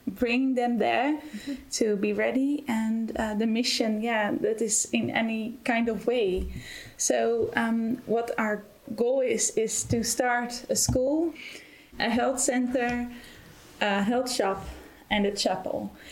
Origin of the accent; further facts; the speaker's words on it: Netherlands; moved away as an adult; now in Germany; I'm originally from the Netherlands and um, I'm here since February this year